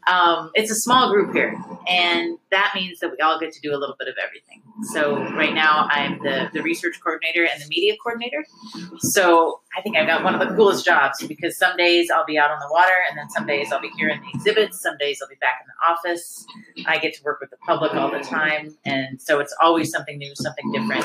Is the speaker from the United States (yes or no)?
yes; Bozeman, Montana, United States; also born or lived in North Carolina; now in Alpena, United States; I'm actually not from Alpena. I am from a town called Bozeman, Montana.